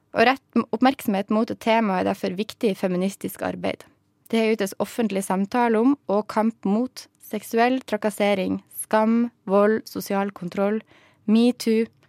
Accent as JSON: {"language": "Norwegian", "area": "outside Bodø", "region": "Nordland", "country": "Norway", "said": "der jeg kommer fra, som ligger utafor Bodø"}